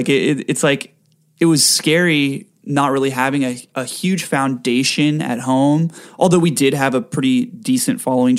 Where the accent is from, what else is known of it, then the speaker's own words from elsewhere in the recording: Rancho Santa Margarita, California, United States; now in Los Angeles, United States; Yeah, born and raised. I was born at the Mission Viejo Hospital.